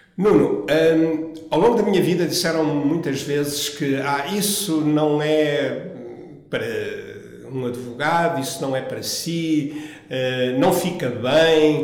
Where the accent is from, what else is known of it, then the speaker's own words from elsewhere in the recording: Angola; moved away as an adult; also born or lived in Viana do Castelo, Portugal / United States; now in Portugal; Eu nasci numa pequena aldeia próxima de Viana do Castelo, mas muito novo fui para Angola, de modo que toda a minha infância e juventude decorreu em Angola